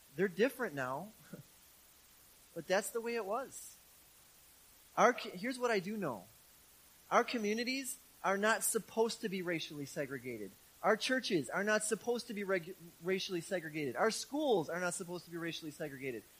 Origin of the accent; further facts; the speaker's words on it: Milwaukee, Wisconsin, United States; I grew up in Milwaukee, in the city of Milwaukee, in a very urban neighborhood.